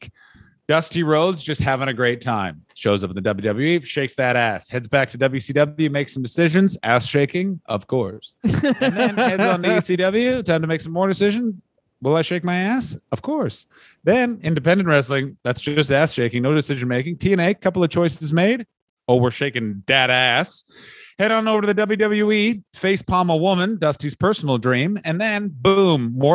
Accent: Canada; we come from Scottish, Irish, English stock in Canada

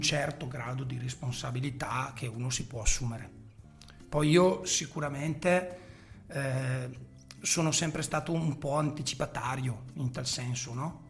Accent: Chiari, Lombardy, Italy; la squadra del mio paese dove io appunto militavo

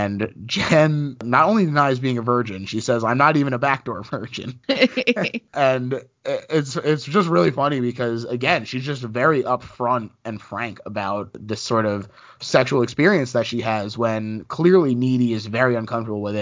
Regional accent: United States; I grew up right outside of New York

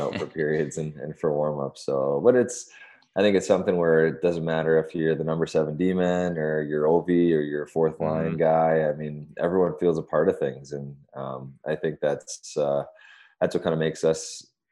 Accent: the West, Western Canada, Canada; also born or lived in California; now in Washington, DC, United States; I grew up on the West.

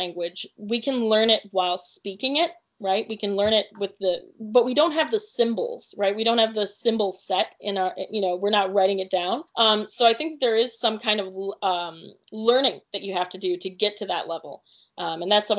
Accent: Dearborn, Michigan, United States; moved away as an adult; also born or lived in Detroit, Michigan; now in Virginia, United States; I grew up in Dearborn, Michigan

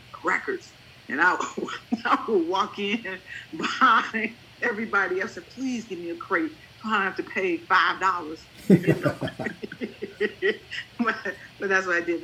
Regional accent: Chicago, Illinois, United States; Chicago born and raised

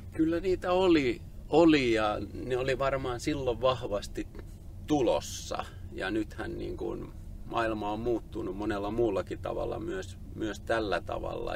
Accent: Tampere, Pirkanmaa, Finland; Mä oon Tampereen kasvatti ja asunut koko lapsuuteni lähellä hakametsää

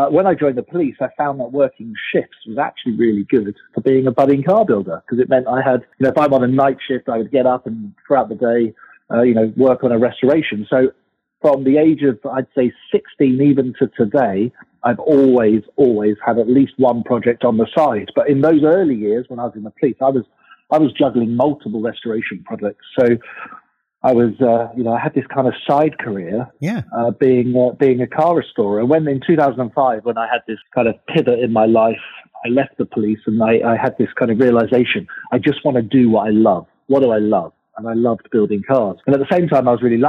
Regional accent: England, United Kingdom; now in United States; being British, growing up in England

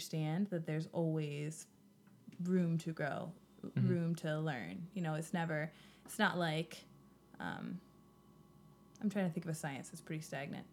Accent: Pennsylvania, United States; I'm from Pennsylvania

